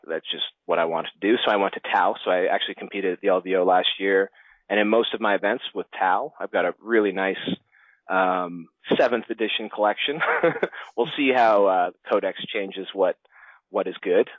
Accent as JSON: {"language": "English", "town": "Toronto", "region": "Ontario", "country": "Canada", "tie": "born or raised there", "said": "I've come from Toronto, Canada. That's where I uh, that's where I grew up and was raised"}